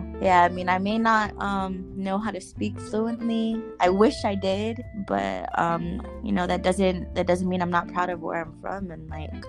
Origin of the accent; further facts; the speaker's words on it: Guam; also born or lived in New York, United States; now in Texas, United States; I'm 26 years old as well, born and raised in Guam, and I currently live in Texas.